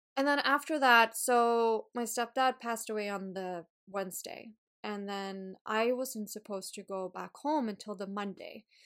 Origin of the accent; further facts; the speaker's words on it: Sweden; English is a second language; moved away; I went back home, to Sweden. So, I've been talking a lot of Swedish, not as much English.